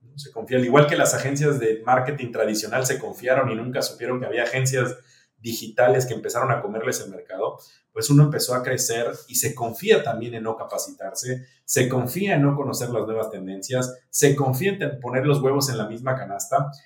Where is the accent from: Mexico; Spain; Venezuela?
Mexico; moved away; also born or lived in Dominican Republic; Yo soy mexicano